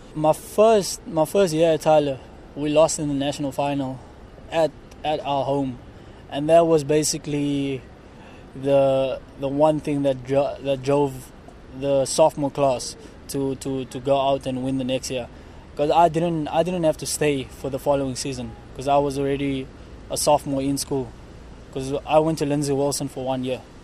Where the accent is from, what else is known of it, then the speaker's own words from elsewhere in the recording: South Africa; moved away as an adult; me being South African